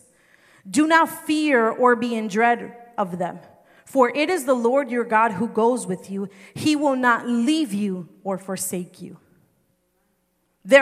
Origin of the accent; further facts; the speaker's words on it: New Jersey, United States; I'm from New Jersey